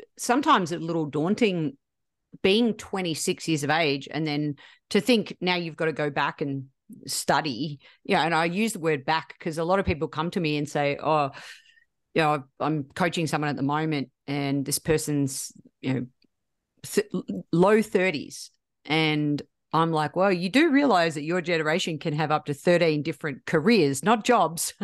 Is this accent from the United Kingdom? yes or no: no; Australia; I'm Australian